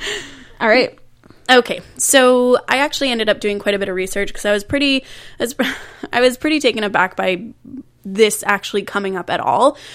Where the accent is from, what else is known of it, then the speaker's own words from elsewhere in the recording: Canada; I was born and raised in Canada